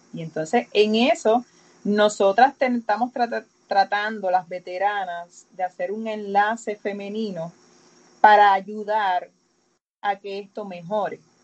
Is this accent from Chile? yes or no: no; Aguada, Puerto Rico; yo soy de Aguada